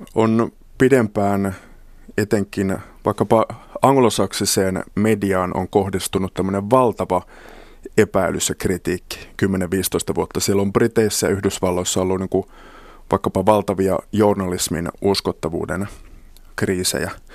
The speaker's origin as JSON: {"language": "Finnish", "town": "Kemijärvi", "region": "Lapland", "country": "Finland", "tie": "born or raised there", "said": "lapsuudessani Kemijärvellä Lapissa ei juuri saamelaisten historiasta tai kulttuurista puhuttu"}